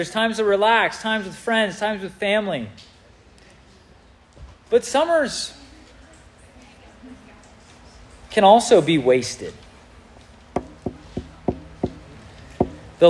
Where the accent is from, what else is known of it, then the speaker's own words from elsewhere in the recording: Southern California, United States; now in Illinois, United States; I'm from Southern California